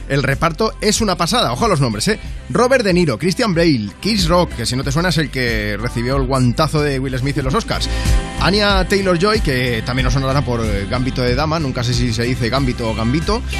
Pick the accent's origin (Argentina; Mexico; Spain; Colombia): Spain; Region of Murcia; somos dos albañiles